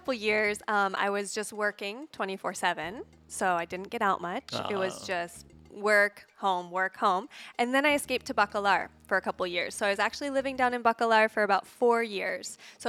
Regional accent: Ohio, United States; moved away as an adult; now in Playa del Carmen, Mexico; So I'm from Ohio, the Midwest.

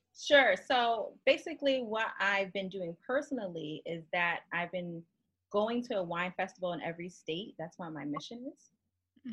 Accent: Connecticut, United States; moved away as an adult; also born or lived in Miami, Florida / Boston, Massachusetts; now in Maryland, United States; I'm originally from Connecticut, actually, born and raised

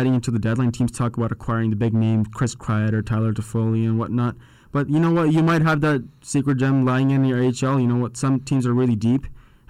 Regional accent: Canada; as a Canadian.

